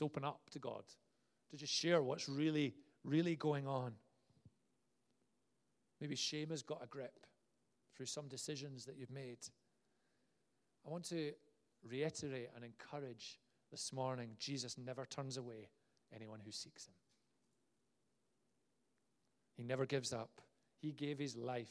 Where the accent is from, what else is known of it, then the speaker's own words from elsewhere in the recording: Glasgow, Scotland, United Kingdom; I was from Glasgow